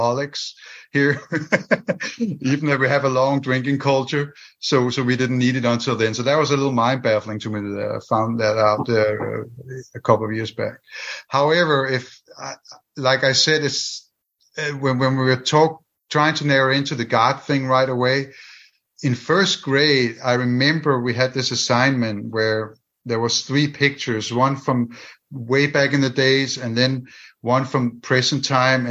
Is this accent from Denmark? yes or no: yes; Denmark; English is a second language; moved away